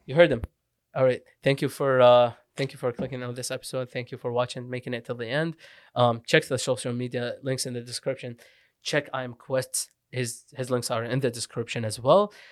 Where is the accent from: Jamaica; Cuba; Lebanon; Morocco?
Lebanon; English is a second language; moved away; also born or lived in Iraq / Syria / Canada; I was born in Iraq, grew up Syria and Lebanon